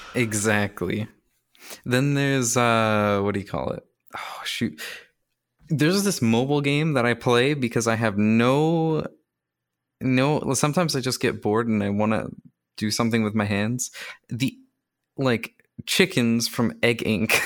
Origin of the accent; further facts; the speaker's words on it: Canada; I'm also Canadian